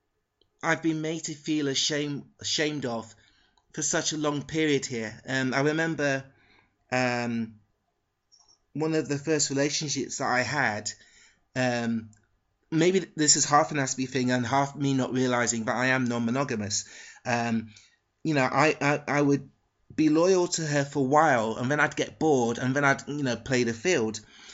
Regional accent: London, United Kingdom; born there; Basically, I was born in London, but I spent a lot of period of my life in a working class town.

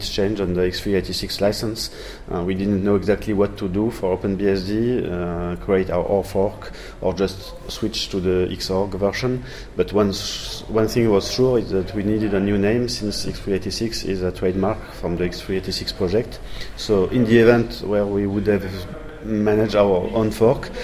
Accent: France; accent: French; English is a second language; also born or lived in Toulouse, France; I'm a French guy, you will hear it with my English accent, uh, living in Toulouse in the southwest of France

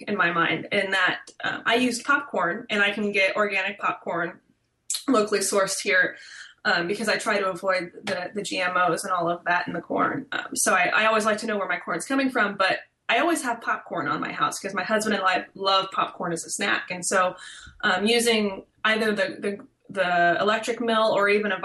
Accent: Midwest, United States; growing up in the Midwest, we'd always travel, do vacations, and we'd pass fields of sorghum

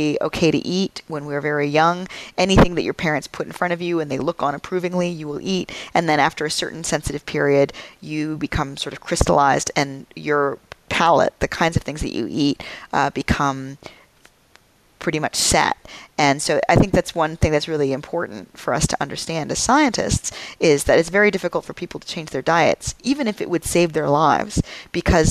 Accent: Atlanta, Georgia, United States; moved away; also born or lived in Brazil / Austin, Texas; I was born in Brazil and I grew up near Atlanta

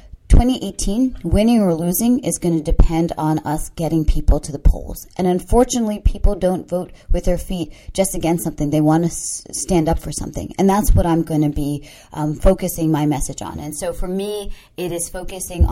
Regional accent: Maryland, United States; also born or lived in Sri Lanka; growing up in Maryland

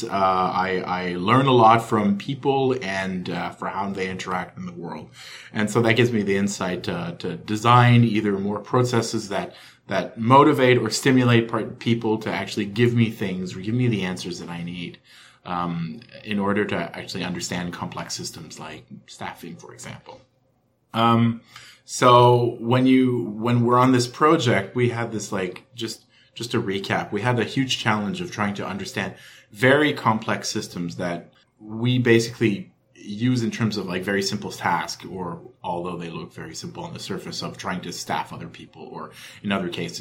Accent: Ottawa, Ontario, Canada; I'm from Ottawa

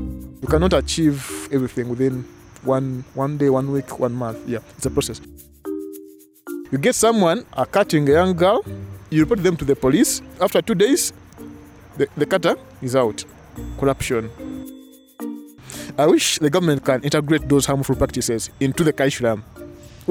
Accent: Kampala, Uganda; I'm from Kampala, Uganda.

